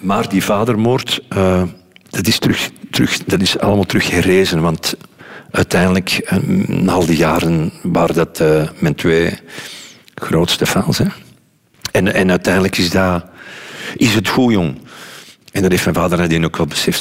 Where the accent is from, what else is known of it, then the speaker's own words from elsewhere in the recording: Kessel, Flanders, Belgium; also born or lived in Lier; zijn we verhuisd van Lier naar, naar Kessel